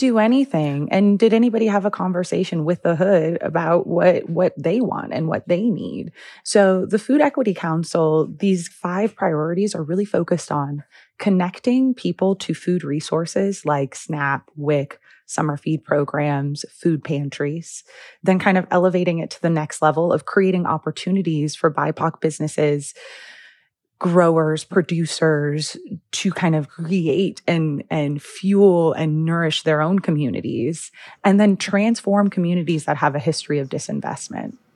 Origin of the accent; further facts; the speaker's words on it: Los Angeles, California, United States; now in Chicago, United States; I am actually a, originally a Los Angeles native